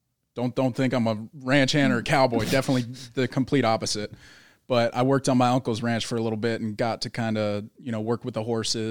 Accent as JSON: {"language": "English", "region": "Southern California", "country": "United States", "tie": "born or raised there", "said": "I grew up in California, in Southern California"}